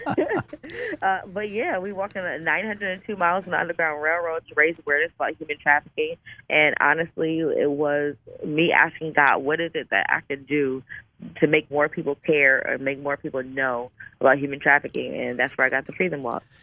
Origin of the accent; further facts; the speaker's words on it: Buffalo, New York, United States; my hometown, which is Buffalo, New York